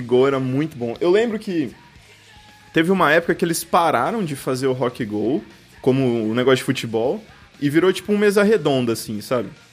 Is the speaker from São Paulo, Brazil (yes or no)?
yes; Birigui, São Paulo, Brazil; Sou de Birigui.